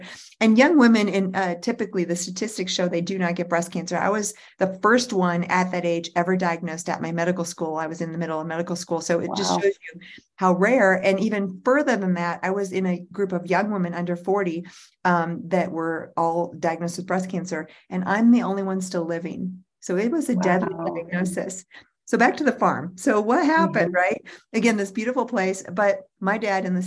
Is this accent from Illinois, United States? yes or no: yes; Central Illinois, United States; now in Colorado, United States; where I grew up in Central Illinois